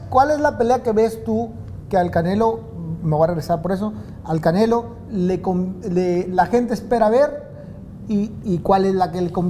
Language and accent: Spanish; Mexico; also born or lived in Los Mochis; Yo soy mexicano, sí, a sí, México.